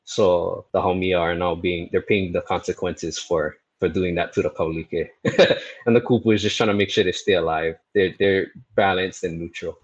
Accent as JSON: {"language": "English", "town": "Honolulu", "region": "Hawaii", "country": "United States", "tie": "born or raised there", "lives_now": "Waipio, United States", "said": "I was born and raised in Kalihi. I spent most of my life in there"}